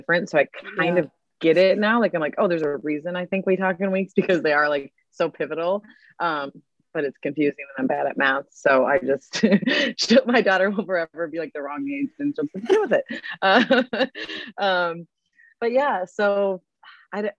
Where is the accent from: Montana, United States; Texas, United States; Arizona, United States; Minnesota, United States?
Minnesota, United States; Mankato; moved away as an adult; also born or lived in Milwaukee, Wisconsin / Sydney, Australia / Santa Monica, California; I grew up in Mankato, Minnesota, and went to Catholic schools my whole life